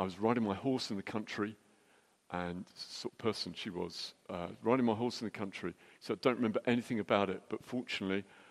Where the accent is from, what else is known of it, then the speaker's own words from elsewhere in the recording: United Kingdom; we're British